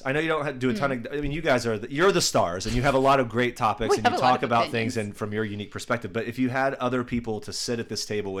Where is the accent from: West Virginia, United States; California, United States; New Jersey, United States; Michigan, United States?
West Virginia, United States; Charleston; moved away; also born or lived in New York; whenever I would say I'm from Charleston